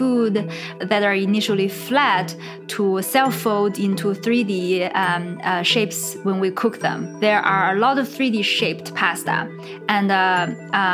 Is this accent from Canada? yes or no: no; China; moved away; I'm from China